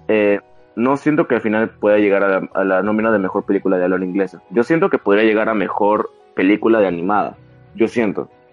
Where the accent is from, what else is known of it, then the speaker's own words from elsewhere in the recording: Peru; aquí en mi país